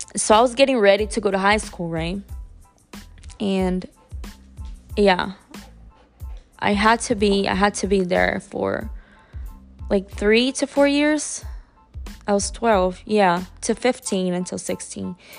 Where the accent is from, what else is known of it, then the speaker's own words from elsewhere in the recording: São Paulo, Brazil; I was born in Brazil